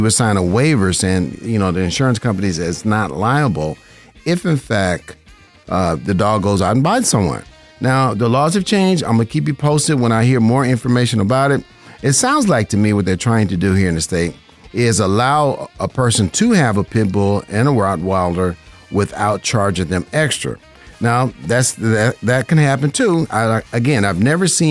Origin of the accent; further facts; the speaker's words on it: Las Vegas, Nevada, United States; I'm a licensed insurance broker right here in Vegas. This is my hometown.